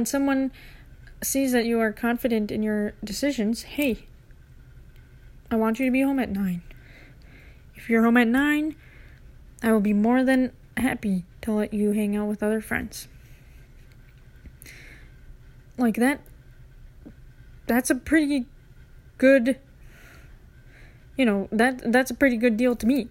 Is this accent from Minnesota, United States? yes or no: yes; Minneapolis, Minnesota, United States; we're people from Minneapolis, people from Minnesota